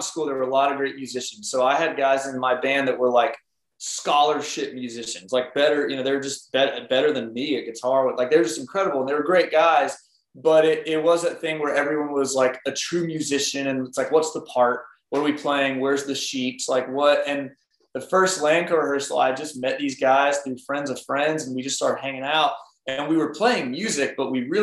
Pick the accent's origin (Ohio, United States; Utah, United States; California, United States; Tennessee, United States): Tennessee, United States; Smyrna; I was raised in Smyrna, Tennessee